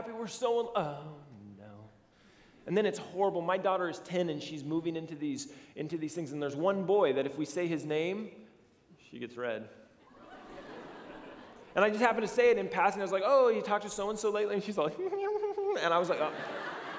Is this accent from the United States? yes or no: yes; United States; our psyche as Americans